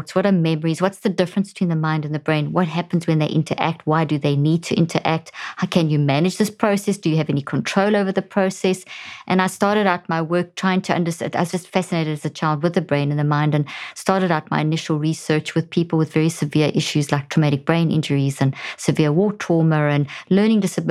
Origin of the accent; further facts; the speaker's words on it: South Africa; moved away as an adult; also born or lived in Zimbabwe; now in United States; I was born in Zimbabwe and grew up in South Africa, and we've been in the States now for the last 13 years